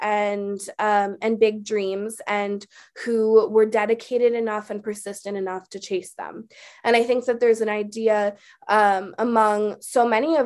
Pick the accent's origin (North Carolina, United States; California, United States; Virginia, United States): California, United States; Oakland; I was born and raised in Oakland, California, and that's still where I live today.